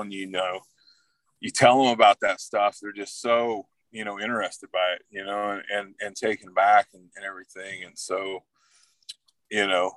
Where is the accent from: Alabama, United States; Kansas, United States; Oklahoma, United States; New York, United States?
Oklahoma, United States; Wilburton; also born or lived in Texas; I grew up down in Southeast Oklahoma, mainly down in Wilburton